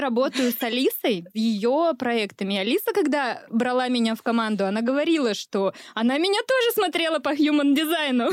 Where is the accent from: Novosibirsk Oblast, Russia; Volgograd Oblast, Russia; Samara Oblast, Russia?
Volgograd Oblast, Russia; Uryupinsk; родилась-то я в Урюпинске